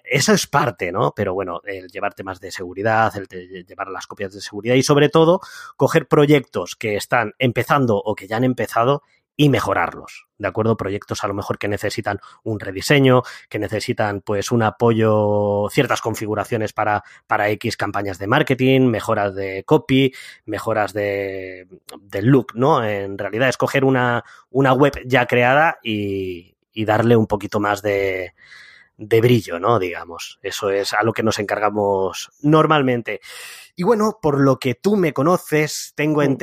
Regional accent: Úbeda, Andalusia, Spain; now in Madrid, Spain; eh, soy natural de Úbeda, de Jaén, aunque por el acento no se me note, soy andaluz. Sí, señoras y señores, soy andaluz.

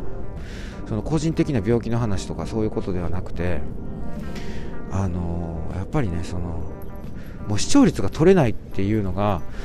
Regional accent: Amagasaki, Hyogo, Japan; moved away; 実家の方に来てます。兵庫県のね、あの、尼崎さ、尼崎市という、あの、素晴らしい、えー、由緒正しいですね。えー、町。なんていうんですか？町。まあ、町と言いますか、あの、なんと言いますか、いや、わかりませんけれども、そういう地域の方にね、えー、戻ってまいりまして、まあ、私の、えー、生まれ育ったね、故郷

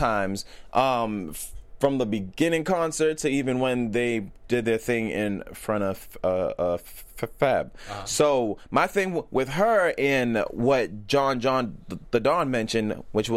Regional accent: Boston, Massachusetts, United States; I'm from Boston

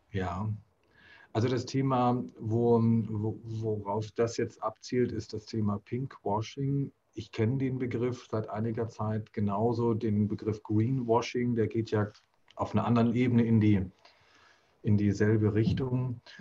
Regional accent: Germany; bin ja kulturell hier in Deutschland so aufgewachsen

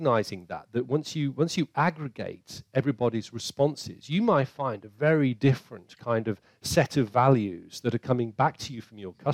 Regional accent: United Kingdom; we're British

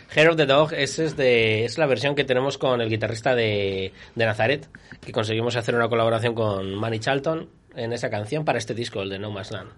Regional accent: Viana de Cega, Castile and León, Spain; Yo soy de Viana

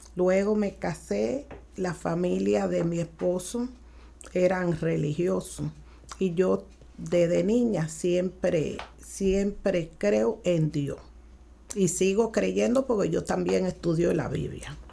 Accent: Cuba; also born or lived in Haiti; Nací en Haití, pero me crié en Cuba y en estos momentos estoy de visita aquí en los Estados Unidos visitando a mi hija.

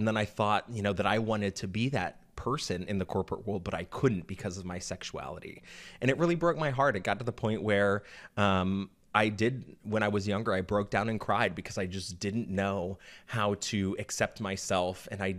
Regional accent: Florida, United States; also born or lived in Oklahoma / Georgia; You know, I grew up in Florida, Oklahoma, and Georgia, three states that really don't accept homosexuality with very open arms.

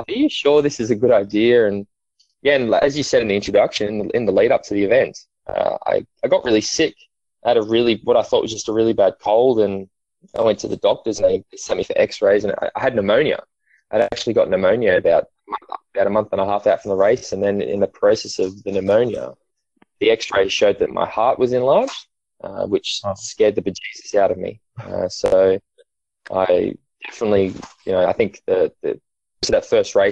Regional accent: Australia; growing up in Australia, sport's such a big part of our life

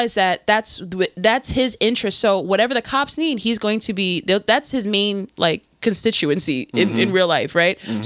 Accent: New York, United States; moved away as an adult; now in New Jersey, United States; I'm from New York. I'm born and raised in New York.

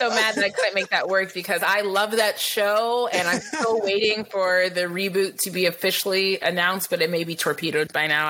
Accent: Lansing, Michigan, United States; also born or lived in New York; now in California, United States; So I was raised in Lansing. I was born in New York. My sister was born in LA. My mom's an immigrant from Belize. And she settled in Lansing

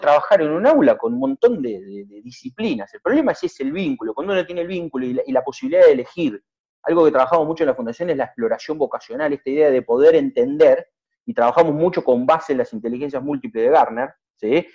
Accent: Zapala, Neuquén, Argentina; moved away; also born or lived in Buenos Aires; yo soy neuquino, soy zapalino, en realidad soy un, porteño mentiroso

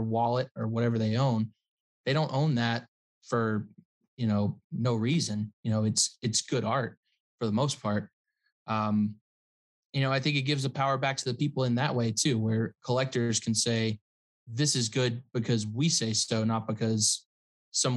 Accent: the South, United States; a kid growing up in the South

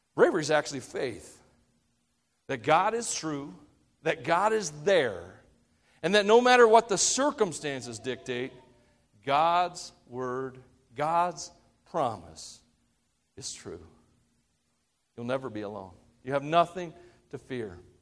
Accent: Tennessee, United States; I'm from Tennessee

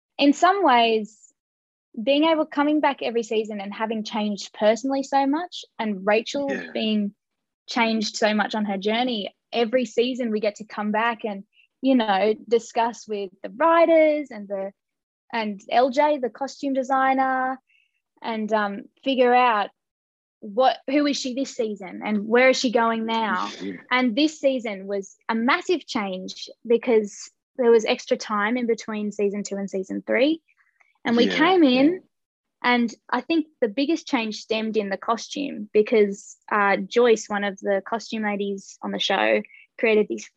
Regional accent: Australia; we were both kind of bonded being Australian, being away from home.

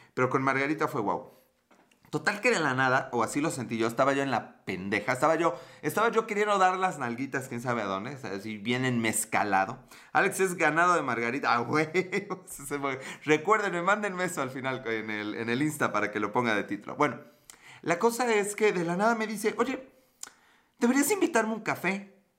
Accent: Mexico; accent: Mexican Spanish; mi perfecto acento español de México

